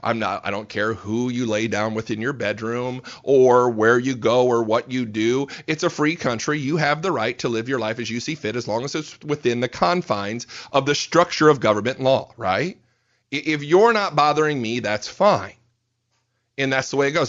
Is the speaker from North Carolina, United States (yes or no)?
no; Fort Wayne, Indiana, United States; moved away as an adult; now in Fort Worth, United States; born and raised in Fort Wayne, Indiana. So I'm a Hoosier by birth, moved down to Fort Worth, Texas three years ago